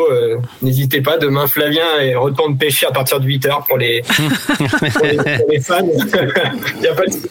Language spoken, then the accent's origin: French; Paris, Île-de-France, France; now in Normandy, France; Moi je viens de Paris et j'ai connu euh, la seconde vie, la réparabilité sur le magasin d'Herblay. Et du coup quand je suis arrivé en Normandie